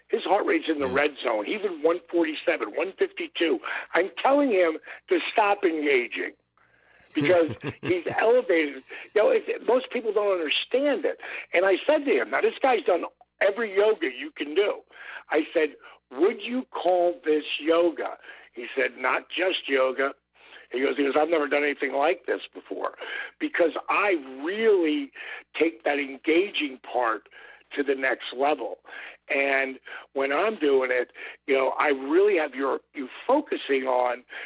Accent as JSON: {"language": "English", "area": "Jersey Shore", "region": "New Jersey", "country": "United States", "tie": "born or raised there", "said": "I grew up on the Jersey Shore"}